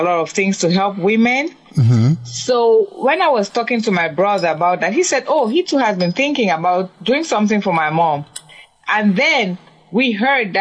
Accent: Cameroon; moved away; I'm from Cameroon in Africa.

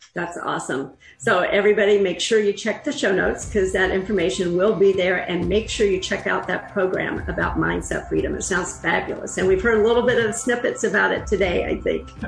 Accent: North Carolina, United States; I'm from North Carolina

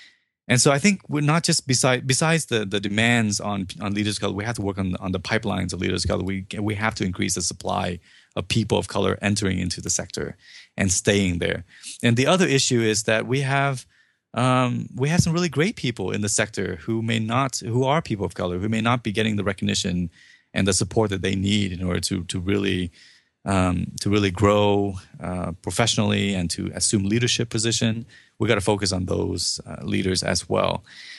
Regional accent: Vietnam; now in United States; I'm not born here. I was not born in the U.S. I came over from Vietnam.

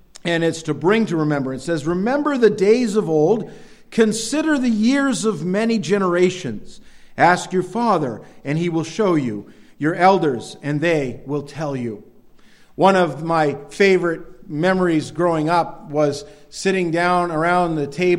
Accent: Northern Maine, United States; growing up in Northern Maine

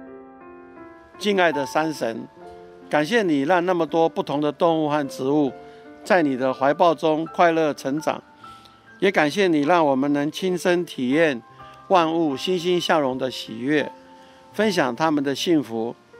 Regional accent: Taipei, Taiwan; 我住在万华长大，那万华是一个很封闭的环境，是个旧社区

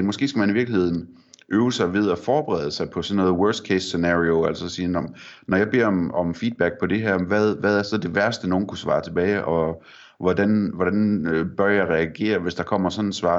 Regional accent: Vendsyssel, North Denmark Region, Denmark; jeg er fra Vendsyssel

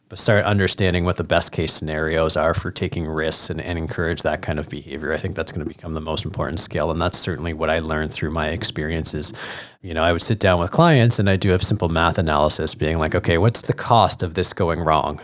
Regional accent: Hamilton, Ontario, Canada; being a young Jewish boy growing up in Hamilton

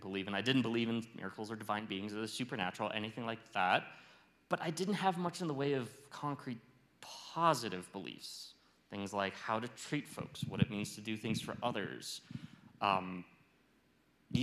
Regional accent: Fairbanks, Alaska, United States; moved away as an adult; now in Los Alamos, United States; I grew up in Fairbanks, Alaska, and I went to college there, and I had my first job after college there

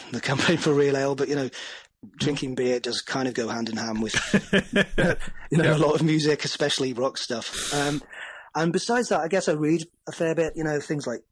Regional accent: United Kingdom

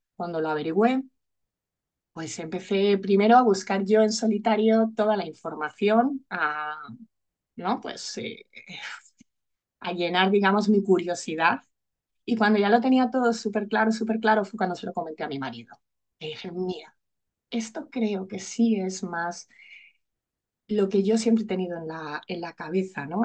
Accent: Madrid, Community of Madrid, Spain; moved away as an adult; now in Alicante, Spain; yo vivo en Alicante, vivo aquí desde hace 18 años, aunque soy madrileña

